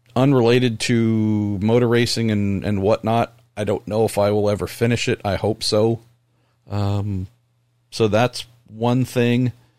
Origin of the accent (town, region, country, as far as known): California, United States